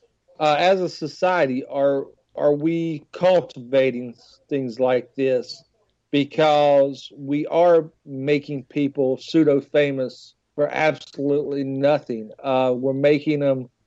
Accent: West Virginia, United States; I'm from West Virginia

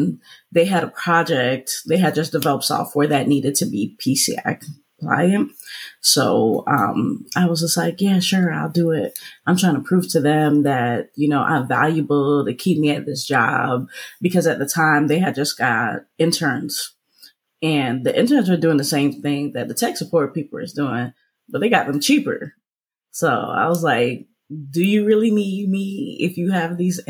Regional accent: Jamaica; being Jamaican

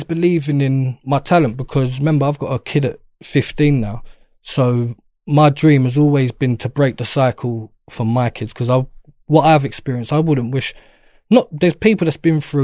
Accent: London, United Kingdom; I'm born and raised in Peckham, so that's my area

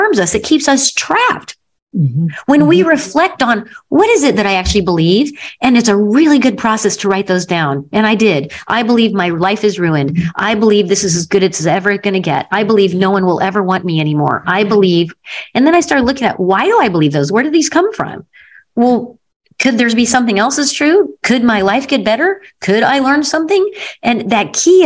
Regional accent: Missouri, United States; I come from the Show Me State in Missouri

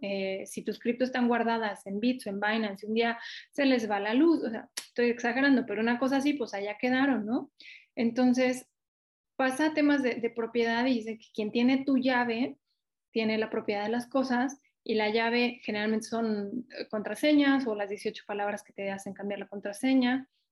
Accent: Mexico; yo no soy de Ciudad de México y, y tengo mucha sensibilidad al interior del país

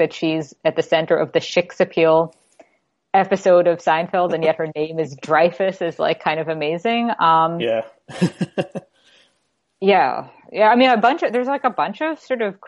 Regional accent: New York City, New York, United States; now in Toronto, Canada; I'm from New York City originally

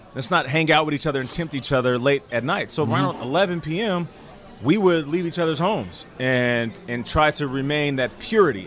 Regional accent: Seattle, Washington, United States; also born or lived in Calgary, Alberta, Canada; being born in Canada, but then raised in Seattle

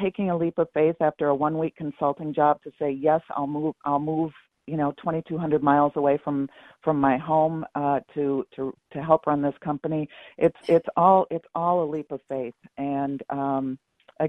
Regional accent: Minnesota, United States; moved away; also born or lived in London, Ontario, Canada / Arizona; I'm from Minnesota

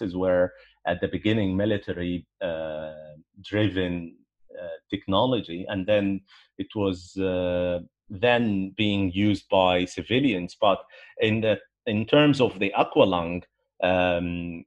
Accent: Alexandria, Alexandria Governorate, Egypt; growing up in Alexandria, for example, or in Egypt in general

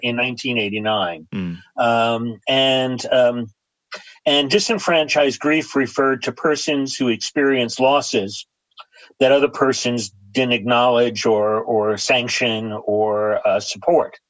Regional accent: New York City, New York, United States; I grew up in New York City in an area called Astoria, New York

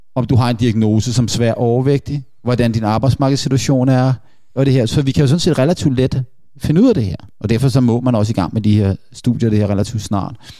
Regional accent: Denmark

